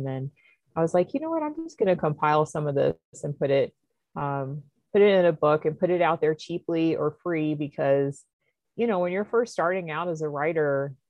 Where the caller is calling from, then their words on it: North Carolina, United States; The mountains of Western North Carolina in the United States.